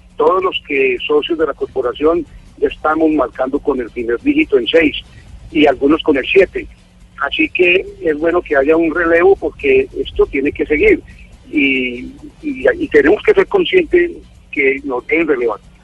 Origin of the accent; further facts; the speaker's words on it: Cúcuta, Norte de Santander, Colombia; nosotros como colombianos, como cucuteños